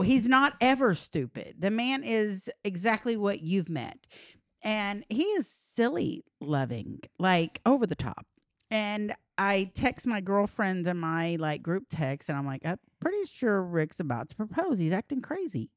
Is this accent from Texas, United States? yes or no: yes; Texas, United States; I'm from Texas and ranches